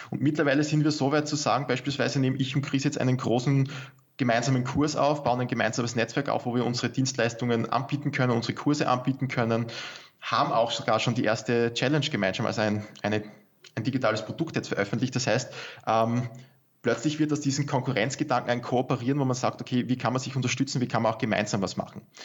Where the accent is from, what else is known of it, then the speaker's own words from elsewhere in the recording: Austria; bei uns in Österreich